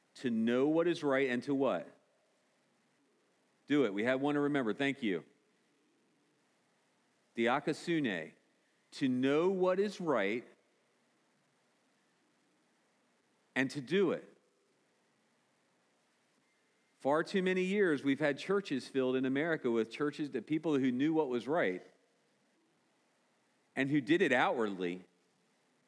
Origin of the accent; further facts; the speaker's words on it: United States; as good American people